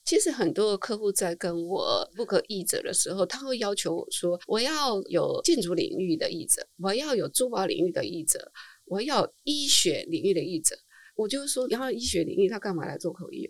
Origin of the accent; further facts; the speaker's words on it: Taiwan; first language Chinese; 我们台湾人